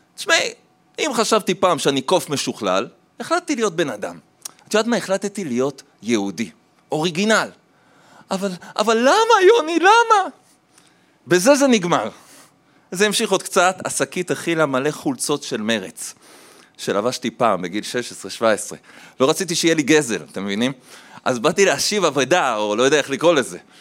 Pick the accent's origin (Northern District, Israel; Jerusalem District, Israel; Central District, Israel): Jerusalem District, Israel; Jerusalem; also born or lived in Tel Aviv; אחרי זה הם עברו לירושלים, גדלתי בירושלים, ילד טוב ירושלים